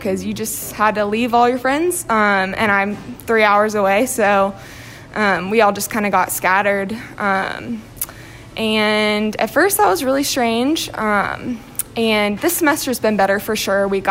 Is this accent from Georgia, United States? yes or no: yes; Marietta, Georgia, United States; moved away as an adult; now in Knoxville, United States; I'm actually from Marietta, Georgia, originally, so north of Atlanta, and then I came here for school.